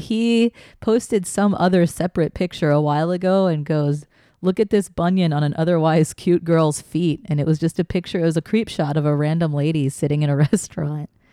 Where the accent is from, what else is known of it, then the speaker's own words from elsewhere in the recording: Texas, United States; growing up in Texas